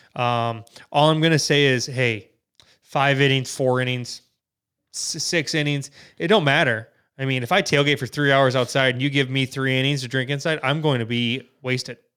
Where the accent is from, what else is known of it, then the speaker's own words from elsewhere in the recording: Wisconsin, United States; we're from Wisconsin